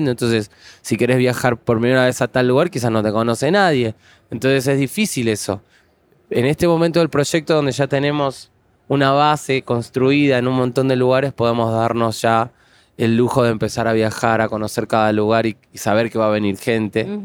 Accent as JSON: {"language": "Spanish", "country": "Argentina", "said": "Sí, soy argentino"}